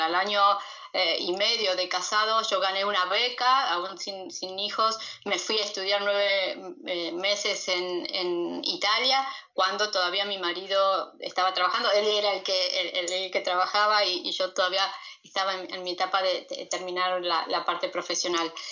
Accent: Argentina; moved away as an adult; also born or lived in Peru; soy argentina

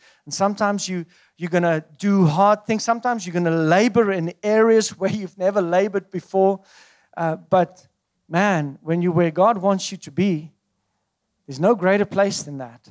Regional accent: South Africa; moved away as an adult; I come from South Africa

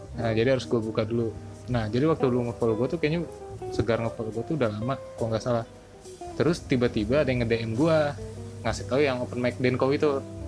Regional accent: Bogor, West Java, Indonesia; Gua kan asal Bogor

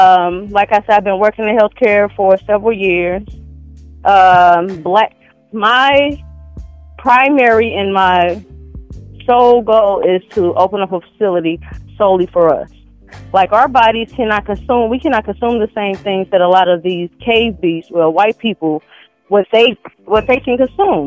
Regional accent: St. Louis, Missouri, United States; I'm from St. Louis.

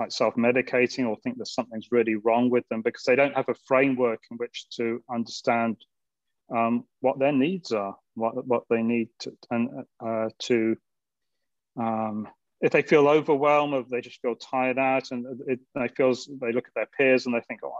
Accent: England, United Kingdom; moved away as an adult; now in Maui, United States; I'm from England

